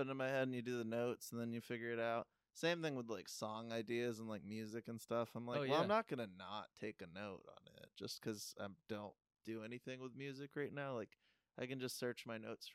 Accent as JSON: {"language": "English", "region": "Maine", "country": "United States", "tie": "born or raised there", "also_born_or_lived": "Florida / Philadelphia", "moved": "as an adult", "said": "I grew up in Maine, and so we had plenty of cornfields"}